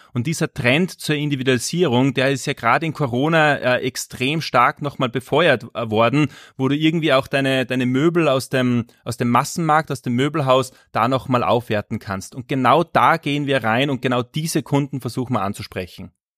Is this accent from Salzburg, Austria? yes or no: yes; Salzburg, Austria; also born or lived in Asia / Latin America; Ich komme aus Salzburg, das hört man, bin aus Österreich.